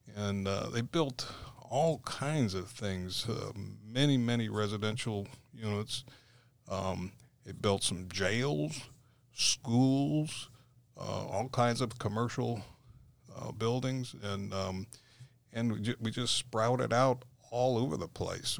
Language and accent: English; St. Petersburg, Florida, United States; also born or lived in Pasco County, Florida; I was born and raised in Saint Petersburg, so I'm a true Floridian